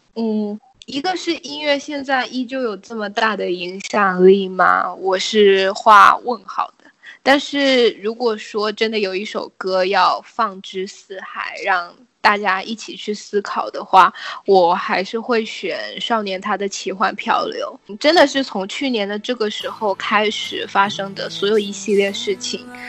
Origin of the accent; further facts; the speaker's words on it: China; 我们从小在大陆长大